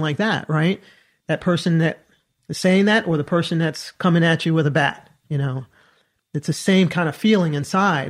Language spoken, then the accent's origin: English; Southern Maryland, United States; I grew up in Southern Maryland